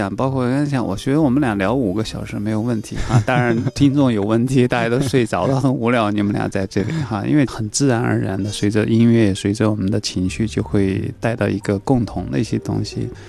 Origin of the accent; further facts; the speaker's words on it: China; 小时候我们中国人都唱过。